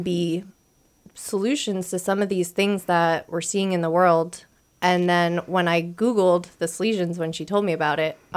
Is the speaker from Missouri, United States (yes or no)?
no; New York, United States; now in New Jersey, United States; so I am from New York, born, raised, almost still lived. Now I'm right across the river um, in New Jersey